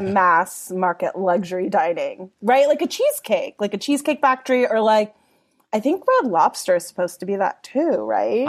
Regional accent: Los Angeles, California, United States; I grew up in Mount Washington in Los Angeles in, like, the eighties, nineties

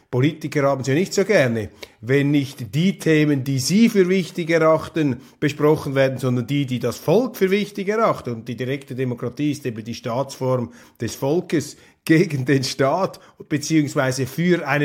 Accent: Wittnau, St. Gallen, Switzerland; ich komme aus Wittnau, St. Gallen, Rheintal, hundertprozentig Swissmade

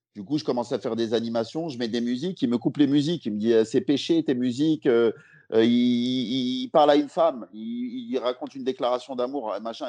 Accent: Lyon, Auvergne-Rhône-Alpes, France; moved away as an adult; now in Paris, France; je suis lyonnais de base

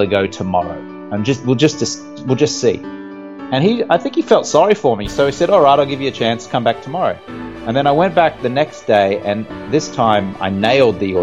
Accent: Brisbane, Queensland, Australia; moved away as an adult; also born or lived in London; I grew up in Brisbane in Australia

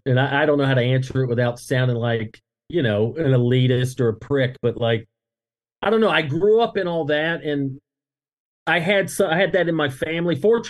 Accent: the South, United States; growing up in the South

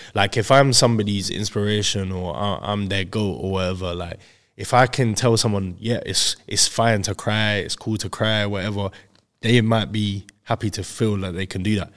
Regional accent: Crawley, South East England, United Kingdom; I'm from Crawley, West Sussex

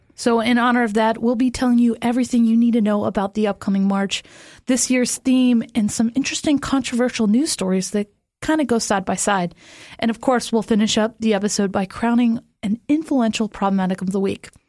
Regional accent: Florida, United States; moved away; I am from Florida

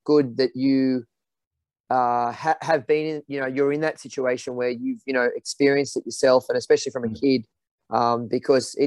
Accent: Australia; part of being Aussie

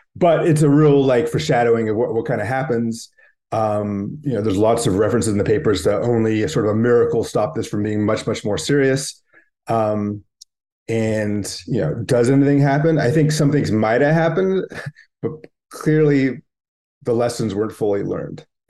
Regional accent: Bay Area, California, United States; I grew up in the Bay Area

